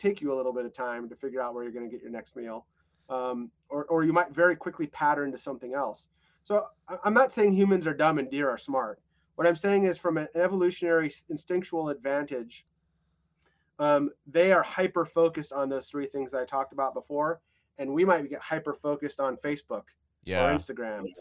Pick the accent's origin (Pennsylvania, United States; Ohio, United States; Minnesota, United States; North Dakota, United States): North Dakota, United States; I was growing up in North Dakota